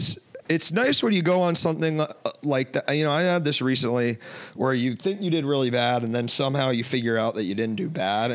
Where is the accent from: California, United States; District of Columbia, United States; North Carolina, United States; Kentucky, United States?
District of Columbia, United States; Washington; born or raised there; moved away as an adult; now in Chicago, United States